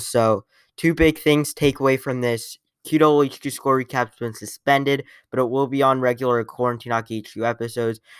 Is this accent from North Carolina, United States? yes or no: no; Columbus, Ohio, United States; I am from Columbus.